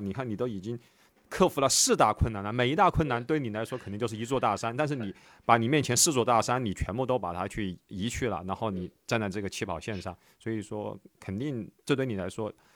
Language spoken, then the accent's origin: Chinese; Wuhan, Hubei, China; moved away; 一六年我当时回武汉，当时就跟，因为我，我是武汉人嘛